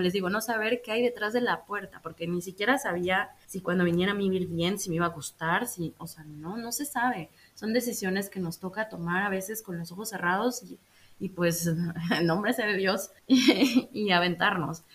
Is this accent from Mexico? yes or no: yes; Mexico; moved away as an adult; now in Netherlands; me puedo quedar en mi país, en mi hermoso país, México